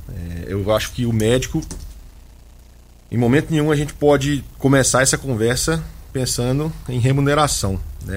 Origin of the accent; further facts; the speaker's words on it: Minas Gerais, Brazil; also born or lived in Vassouras, Rio de Janeiro / Belo Horizonte; Eu sou de uma cidade do interior de Minas, com cerca de 20 mil habitantes